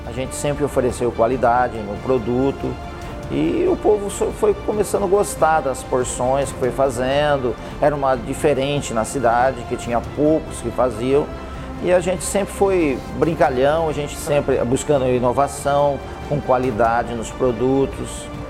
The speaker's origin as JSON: {"language": "Portuguese", "town": "Oswaldo Cruz", "country": "Brazil", "tie": "born or raised there", "said": "Nasci em Oswaldo Cruz"}